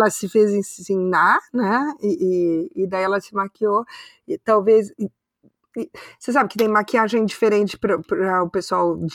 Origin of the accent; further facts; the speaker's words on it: London, United Kingdom; eu sou de Londres.